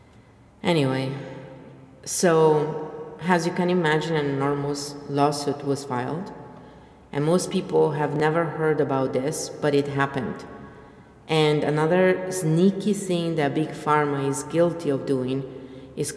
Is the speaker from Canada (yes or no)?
no; Italy; I am from Italy